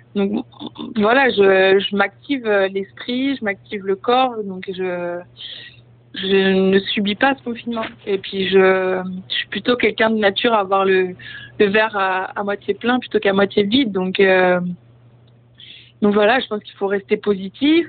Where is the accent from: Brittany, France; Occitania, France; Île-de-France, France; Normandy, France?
Brittany, France; now in Paris, France; je reviens euh, bah, sur mes terres, là où j'ai grandi